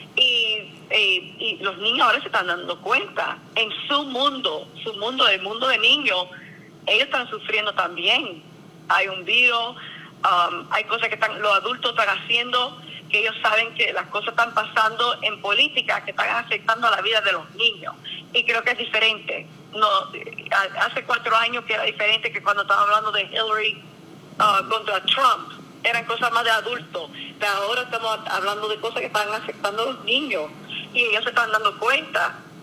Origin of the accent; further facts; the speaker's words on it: Cuba; now in Miami, United States; soy una cubana con Biden en Miami